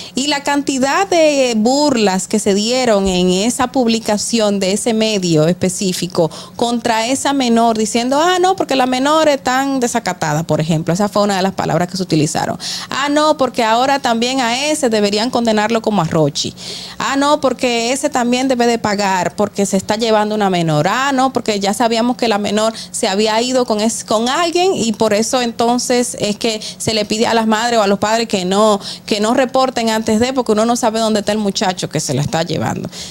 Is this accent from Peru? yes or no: no; Dominican Republic